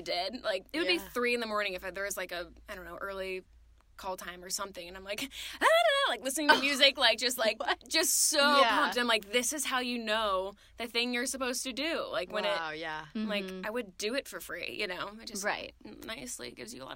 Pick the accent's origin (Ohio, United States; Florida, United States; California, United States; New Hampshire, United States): Ohio, United States; moved away as an adult; also born or lived in South Carolina; I'm from Ohio, moved to South Carolina, lived there for about 4.5 years before moving here